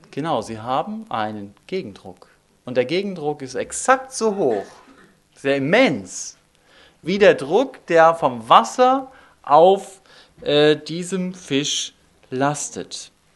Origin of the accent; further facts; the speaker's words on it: Northern Germany, Germany; moved away; Ich komme aus Norddeutschland und wir haben dort oben in Kiel ein Denkmal